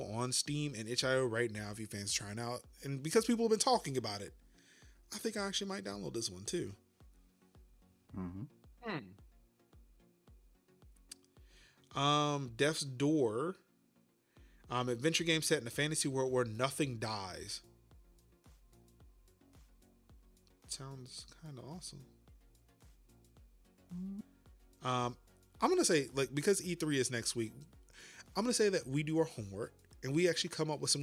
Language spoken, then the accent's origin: English; United States; as an American